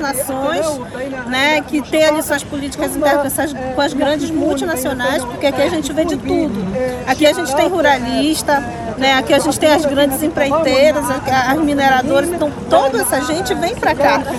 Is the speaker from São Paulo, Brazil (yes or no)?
no; Pará, Brazil; Eu sou do estado do Pará, eu moro no estado do Pará